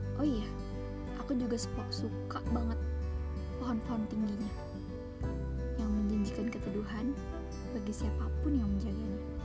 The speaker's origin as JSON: {"language": "Indonesian", "area": "Muara Badak", "region": "East Kalimantan", "country": "Indonesia", "tie": "born or raised there", "said": "Aku dibesarkan di sini."}